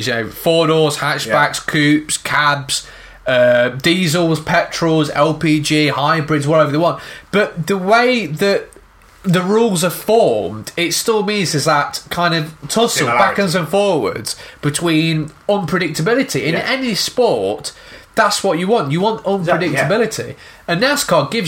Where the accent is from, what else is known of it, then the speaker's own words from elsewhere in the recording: United Kingdom; as the British, we're impatient